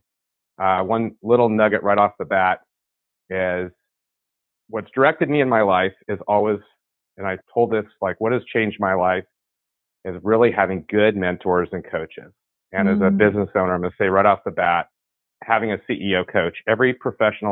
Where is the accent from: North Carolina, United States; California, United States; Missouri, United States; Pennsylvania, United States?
California, United States; San Francisco Bay Area; I'm from the San Francisco, California Bay Area, right in the heart of, grew up in the Silicon Valley explosion